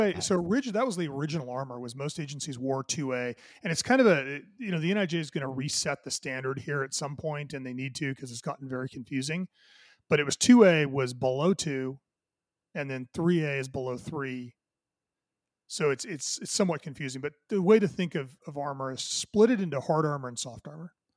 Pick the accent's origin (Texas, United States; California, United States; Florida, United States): California, United States; Southern; I grew up, uh, you know, in Southern California